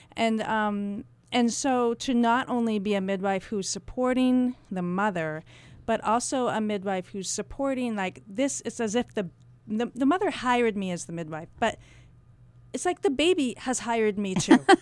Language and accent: English; Canterbury, New Hampshire, United States; I grew up in Canterbury, New Hampshire